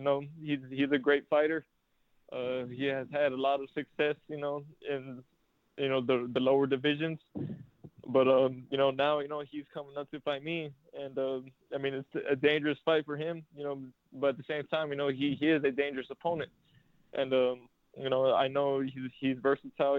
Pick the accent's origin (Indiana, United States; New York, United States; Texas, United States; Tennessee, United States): Texas, United States; San Antonio; San Antonio, you know, my hometown